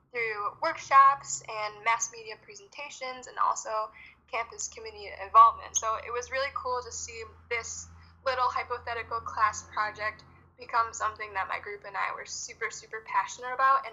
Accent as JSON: {"language": "English", "town": "Farmington Hills", "region": "Michigan", "country": "United States", "tie": "born or raised there", "moved": "as an adult", "lives_now": "Marquette, United States", "said": "I'm originally from the Metro Detroit suburbs area, Farmington Hills"}